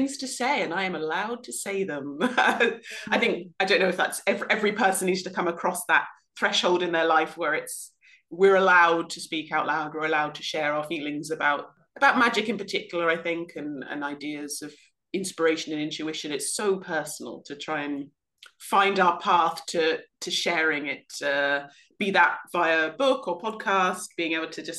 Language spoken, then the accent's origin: English; South West England, United Kingdom; I was brought up in the West Country of England